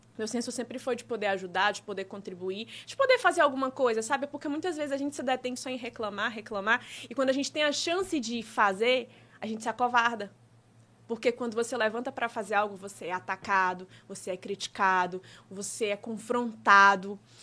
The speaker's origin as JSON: {"language": "Portuguese", "country": "Brazil", "tie": "born or raised there", "said": "minha região, que é do Disseu, né? É a região onde eu nasci, cresci, é onde eu empreendo, tenho loja"}